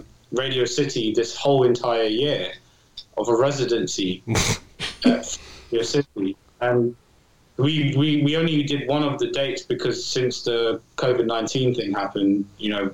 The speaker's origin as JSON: {"language": "English", "region": "England", "country": "United Kingdom", "said": "I'm from England"}